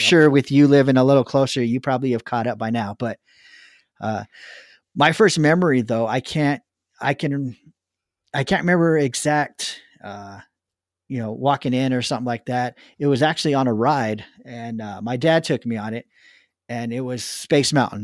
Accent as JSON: {"language": "English", "region": "Southern California", "country": "United States", "tie": "born or raised there", "said": "I grew up in Southern California"}